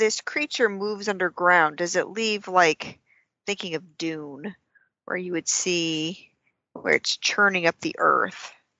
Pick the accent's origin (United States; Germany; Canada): Germany; Bavaria; Well, I am originally from Bavaria.